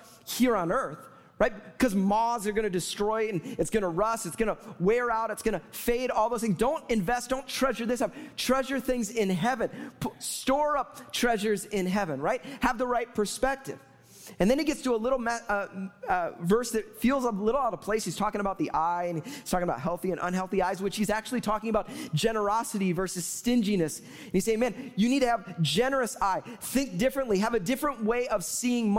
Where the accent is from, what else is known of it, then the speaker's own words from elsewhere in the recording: Chicago, Illinois, United States; moved away; I'm from Chicago, therefore, I'm a Bears fan